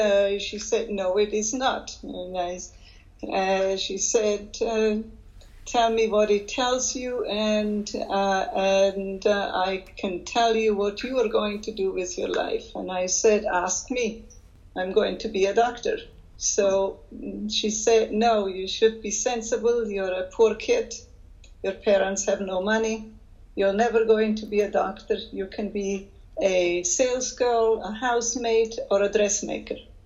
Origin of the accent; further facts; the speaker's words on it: Switzerland; moved away; also born or lived in Liechtenstein; I'm originally Swiss. I grew up, I was born in Liechtenstein. My mother is from there, and my father is Swiss. So I have those citizenships. I grew up in Switzerland